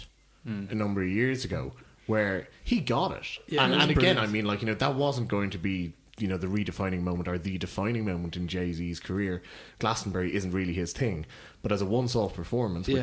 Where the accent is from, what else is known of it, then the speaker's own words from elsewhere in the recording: Cork, Munster, Ireland; I'm from Cork